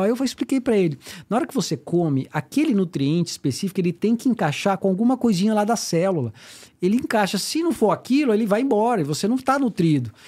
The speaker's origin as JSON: {"language": "Portuguese", "town": "Brasília", "region": "Federal District", "country": "Brazil", "tie": "born or raised there", "moved": "as an adult", "lives_now": "United States", "said": "Eu sou de Brasília, natural de Brasília, tenho 45 anos"}